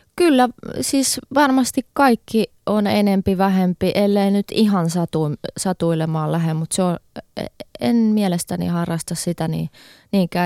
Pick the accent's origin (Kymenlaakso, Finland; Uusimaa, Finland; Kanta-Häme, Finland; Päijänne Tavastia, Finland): Uusimaa, Finland; Helsinki; mä oon Helsingistä kotoisin